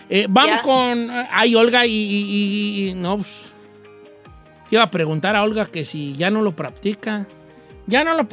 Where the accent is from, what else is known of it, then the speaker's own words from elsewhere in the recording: Los Reyes, Michoacán, Mexico; moved away; De los Reyes, Michoacán.